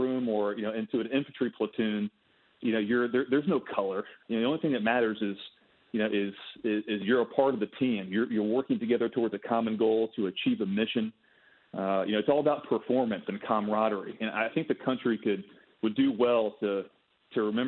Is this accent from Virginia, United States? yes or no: no; Arkansas, United States; I grew up in Arkansas, Brian, born and raised.